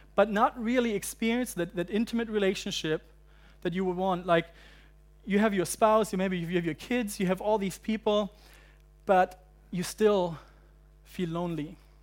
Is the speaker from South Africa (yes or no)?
no; Germany; also born or lived in United Kingdom / United States; now in Hong Kong; I'm from Germany originally, uh, but I lived in the U K and I lived in the U S for a while and then seven years ago I moved to Hong Kong.